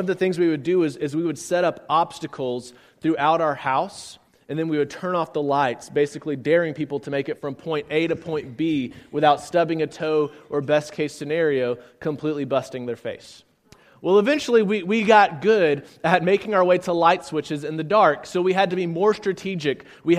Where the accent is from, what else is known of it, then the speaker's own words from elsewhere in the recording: San Antonio, Texas, United States; also born or lived in Blytheville, Arkansas; I'm from San Antonio, Texas. A little bit about me. I was an Air Force kid growing up, so we moved around quite a bit. I was actually born just a little bit north of here on 55 in a town called Blytheville, Arkansas.